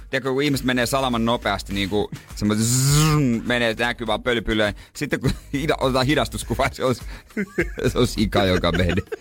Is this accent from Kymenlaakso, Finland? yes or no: no; Seinäjoki, South Ostrobothnia, Finland; No meillä, kun mä oon Seinäjoelta, niin siellä nyt ei ole niin iso joukko